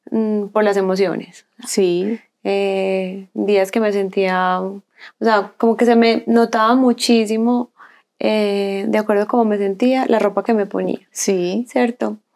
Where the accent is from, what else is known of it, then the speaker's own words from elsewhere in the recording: Colombia; moved away as an adult; now in Chile; Yo cuando me fui de Colombia a Chile, yo dejé todo, toda mi ropa